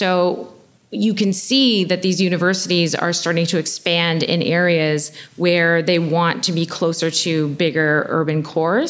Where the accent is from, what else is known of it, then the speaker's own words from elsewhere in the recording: Oshawa, Ontario, Canada; I'm from Oshawa